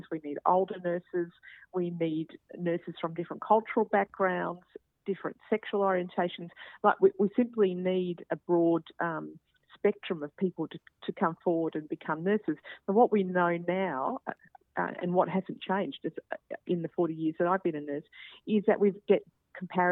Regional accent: Queensland, Australia; I'm a Queenslander

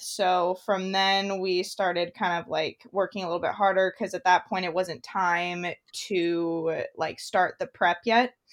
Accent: Idaho, United States; I was born and raised in Idaho, up in the mountains

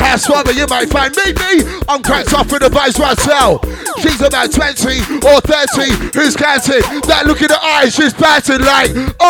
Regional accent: Birmingham, West Midlands, United Kingdom; We're from Brum

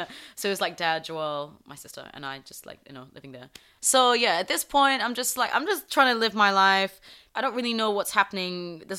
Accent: South East England, United Kingdom; English. Yeah, he's English. I grew up in Surrey.

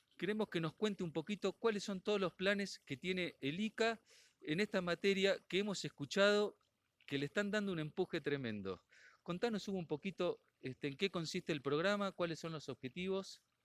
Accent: Argentina; nosotros estamos acostumbrados a entenderlas en la Argentina

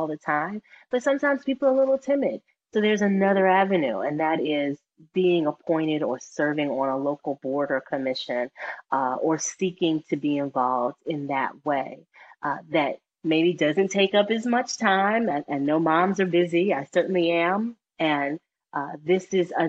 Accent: Mississippi Delta, United States; I'm from Mississippi. I'm from the Mississippi Delta, and I'm an African-American woman

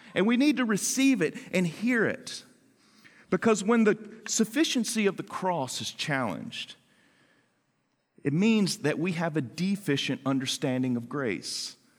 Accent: the South, United States; moved away; also born or lived in Washington, D.C.; I grew up in the South where khaki pants are part of a uniform that you conform

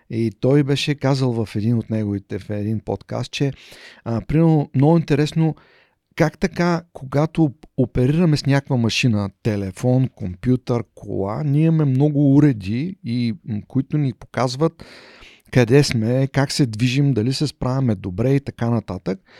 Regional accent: Haskovo, Haskovo Province, Bulgaria; moved away as an adult; also born or lived in Plovdiv / Romania / Poland / Switzerland; Роден съм в Хасково.

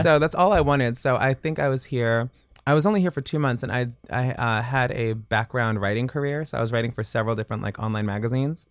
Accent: Woodbridge, Virginia, United States; moved away as an adult; now in Los Angeles, United States; I grew up in Woodbridge, Virginia, right outside of D C.

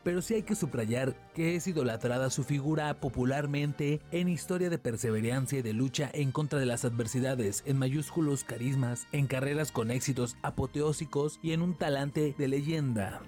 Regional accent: Mexico City, Mexico; now in Xalapa, Mexico; yo soy oriundio de la Ciudad de México

